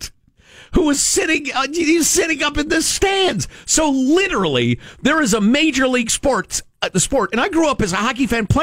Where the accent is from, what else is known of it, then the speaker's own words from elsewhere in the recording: Chicago, Illinois, United States; moved away; I grew up in the Chicago area